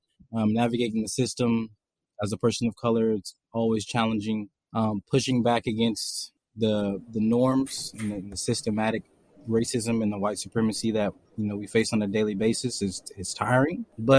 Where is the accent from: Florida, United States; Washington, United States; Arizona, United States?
Washington, United States; Seattle; also born or lived in Texas; I'm from Seattle, born and raised. I went to Garfield High School, then attended the University of Washington.